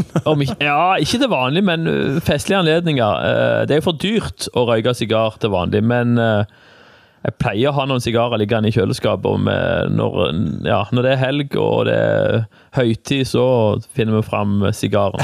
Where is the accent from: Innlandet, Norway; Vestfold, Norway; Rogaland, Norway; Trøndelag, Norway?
Rogaland, Norway; Egersund; also born or lived in Stavanger; now in Jæren, Norway; jeg er jo født i Stavanger, da, men jeg er vokst opp i Egersund